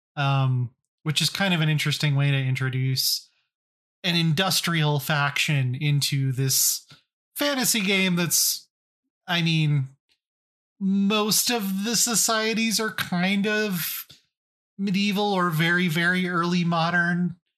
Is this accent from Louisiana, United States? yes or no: no; Colorado, United States; I'm from Colorado